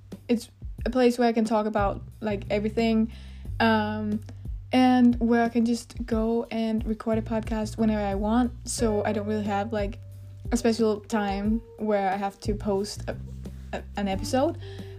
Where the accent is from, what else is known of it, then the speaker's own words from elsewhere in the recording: Denmark; Hello, I am a girl from Denmark